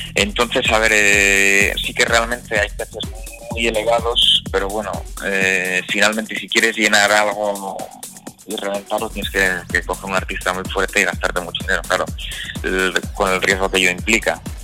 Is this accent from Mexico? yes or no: no; Vitoria-Gasteiz, Basque Country, Spain; yo soy de Vitoria